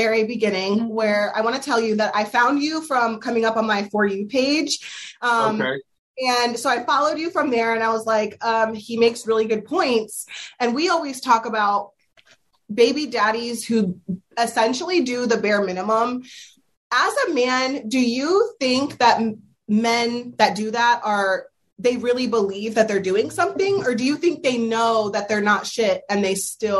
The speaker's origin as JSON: {"language": "English", "region": "Pennsylvania", "country": "United States", "lives_now": "Delaware, United States", "said": "Yeah, I had never heard of 50-50 custody until I moved to Delaware. Yep. I came from Pennsylvania."}